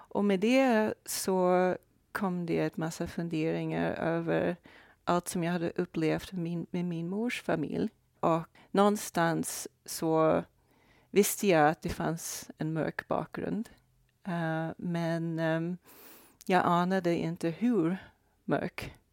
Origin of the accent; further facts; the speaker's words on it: Brazil; born there; jag är alltså född i Brasilien.